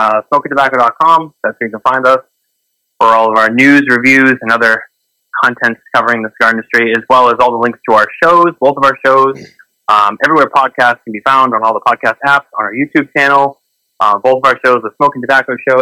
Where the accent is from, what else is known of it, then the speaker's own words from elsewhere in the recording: Boston, Massachusetts, United States; I'm not from New York. I'm from Boston